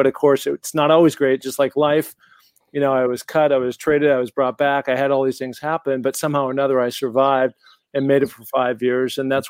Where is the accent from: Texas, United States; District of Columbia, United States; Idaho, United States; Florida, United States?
Idaho, United States; Sun Valley; now in California, United States; And, you know, I'd come out here from my hometown of Sun Valley, Idaho, where I'd been training like a beast.